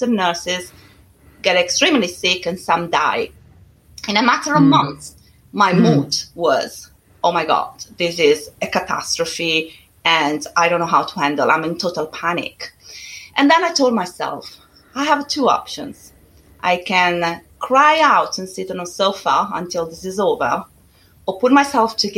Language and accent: English; Italy; English is a second language; moved away as an adult; now in United Kingdom; I'm originally from Italy